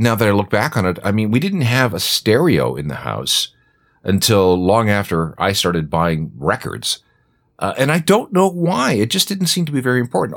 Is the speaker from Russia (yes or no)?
no; small town north of Winnipeg, Manitoba, Canada; now in Toronto, Canada; I grew up in a small town north of Winnipeg.